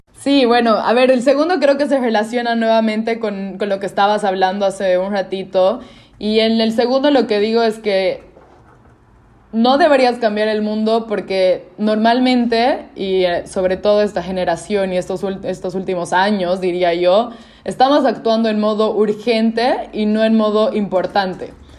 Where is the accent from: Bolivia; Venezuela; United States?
Bolivia; Cochabamba; yo soy boliviana, soy de una ciudad que se llama eh, Cochabamba